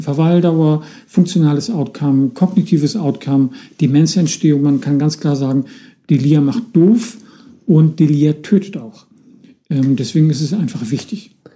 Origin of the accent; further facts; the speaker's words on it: Northern Germany, Germany; bei uns im Norden tüdelig